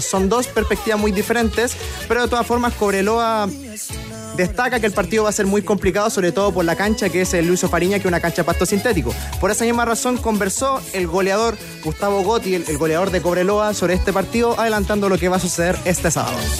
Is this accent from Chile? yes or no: yes; Valparaíso, Chile; yo soy de Valparaíso